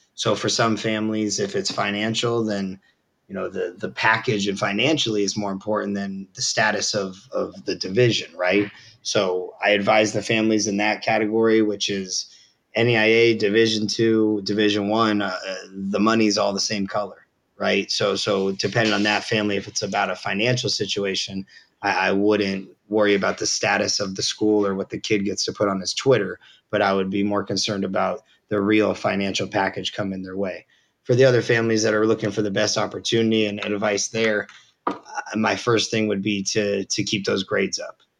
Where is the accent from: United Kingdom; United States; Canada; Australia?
United States; Southern California; I grew up on Reed in uh, Southern California